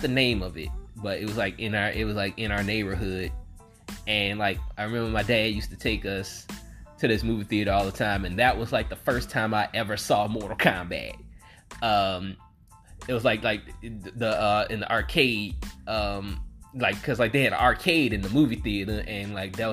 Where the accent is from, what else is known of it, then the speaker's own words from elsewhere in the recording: the South, United States; I'm from the South